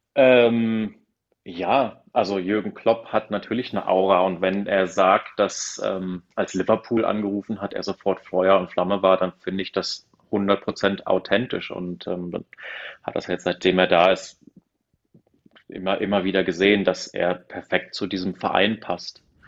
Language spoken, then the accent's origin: German; south-eastern Lower Saxony, Germany; ich komme aus, aus Niedersachsen, aus, äh, aus dem südöstlichen Niedersachsen und damals Mitte der 90er äh, sozusagen, wir, wir hatten ja nichts